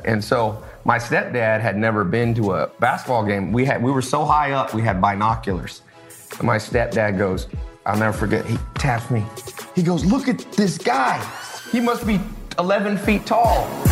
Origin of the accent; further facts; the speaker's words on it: Long Beach, California, United States; I was born in Long Beach